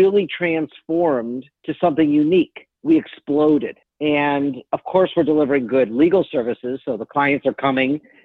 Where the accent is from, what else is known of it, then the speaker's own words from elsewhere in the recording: Detroit, Michigan, United States; born and raised in Detroit